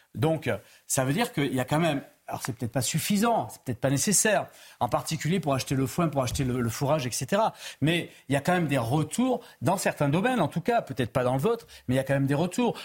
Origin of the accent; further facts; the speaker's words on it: Pyrénées-Orientales, Occitania, France; je suis natif des Pyrénées-Orientales